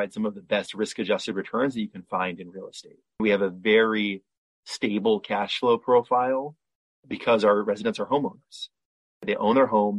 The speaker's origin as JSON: {"language": "English", "country": "United States", "also_born_or_lived": "Bay Area, California", "moved": "as an adult", "lives_now": "Tel Aviv, Israel", "said": "I'm American. Up until a year ago, I was based in the Bay Area."}